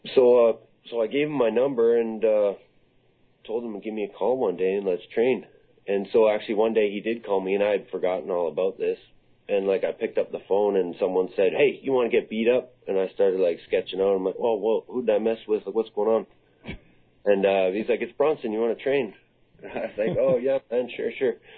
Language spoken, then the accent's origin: English; Comox Valley, British Columbia, Canada; I grew up in the Comox Valley. This is where I was born, and uh, I went to school here